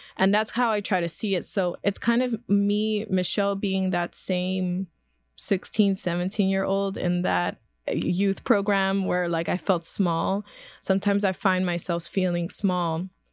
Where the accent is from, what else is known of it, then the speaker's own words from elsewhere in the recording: Philadelphia, Pennsylvania, United States; I was born and raised in South Philadelphia, right by the Ninth Street Market